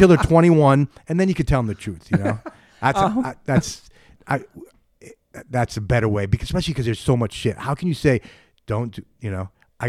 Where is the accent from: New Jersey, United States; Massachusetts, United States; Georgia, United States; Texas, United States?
Massachusetts, United States; Boston; born there; I'm like, they like, you grew up in New York? I'm like, no, I was born in Boston.